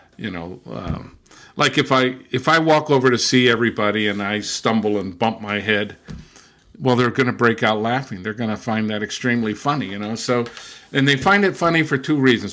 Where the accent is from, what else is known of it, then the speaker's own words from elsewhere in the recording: Southern California, United States; also born or lived in Brazil / England / Germany; now in Massachusetts, United States; I was born and raised in Southern California